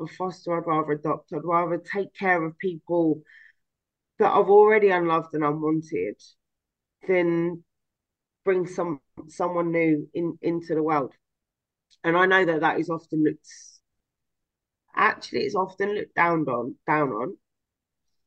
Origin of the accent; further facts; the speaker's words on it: London, United Kingdom; I'm from London, so that's what we called that.